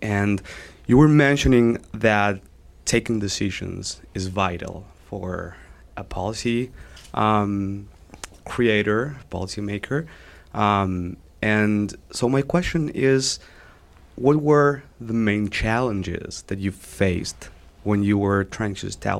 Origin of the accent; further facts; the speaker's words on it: Argentina; moved away; I'm from Argentina.